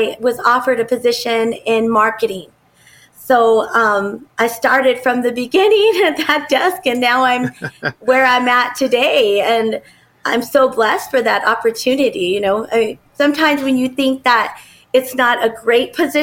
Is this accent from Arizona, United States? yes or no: yes; Phoenix, Arizona, United States; I grew up here in Phoenix and I've watched it grow and develop